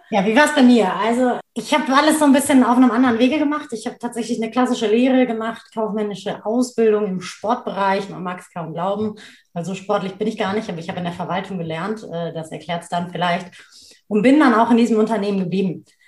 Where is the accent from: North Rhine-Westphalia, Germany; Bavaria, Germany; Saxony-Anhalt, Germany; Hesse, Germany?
North Rhine-Westphalia, Germany; Cologne; also born or lived in Duisburg; Das ist ja meine Heimatstadt, da bin ich geboren und aufgewachsen